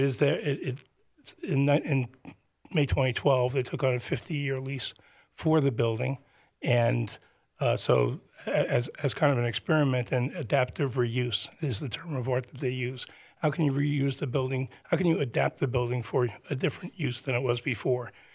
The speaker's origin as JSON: {"language": "English", "town": "Teaneck", "region": "New Jersey", "country": "United States", "tie": "born or raised there", "said": "the town that I grew up in, Teaneck"}